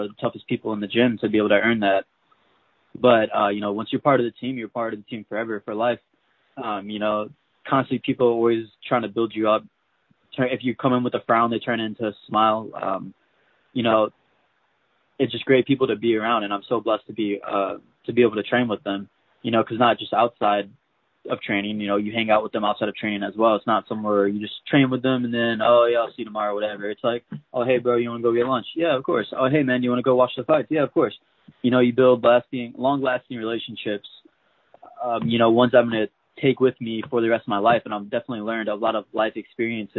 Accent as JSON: {"language": "English", "town": "St. Louis", "region": "Missouri", "country": "United States", "also_born_or_lived": "Kansas City / Springfield, Missouri", "moved": "as an adult", "said": "I'm originally from St. Louis, Missouri"}